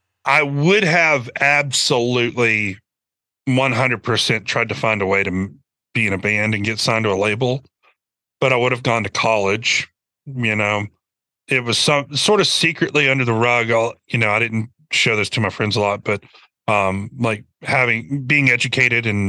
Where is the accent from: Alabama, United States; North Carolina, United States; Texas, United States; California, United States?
Alabama, United States; Birmingham; moved away as an adult; now in Nashville, United States; growing up in Birmingham